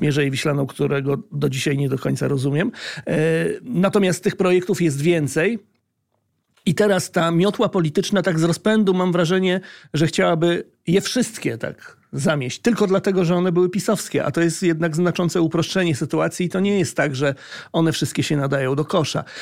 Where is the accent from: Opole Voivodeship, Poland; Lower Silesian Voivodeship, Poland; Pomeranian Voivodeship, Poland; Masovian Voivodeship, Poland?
Pomeranian Voivodeship, Poland; Gdańsk; jestem z Gdańska